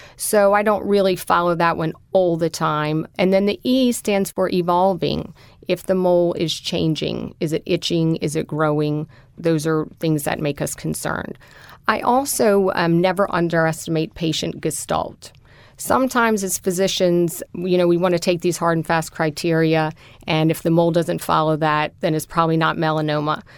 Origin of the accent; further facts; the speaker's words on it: New Orleans, Louisiana, United States; I am a native New Orleanian